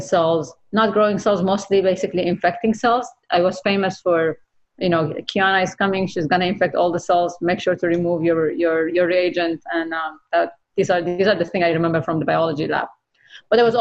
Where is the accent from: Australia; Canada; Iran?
Iran; moved away as an adult; now in United States; as a woman growing up in Iran